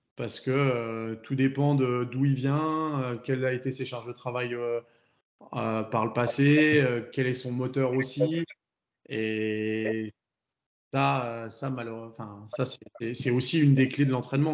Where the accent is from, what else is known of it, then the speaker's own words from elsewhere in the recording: France; on est français, donc on est français